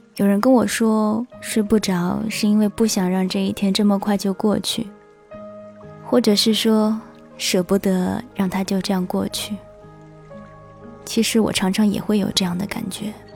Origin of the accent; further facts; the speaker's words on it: China; 我们中国人呢？说汉语的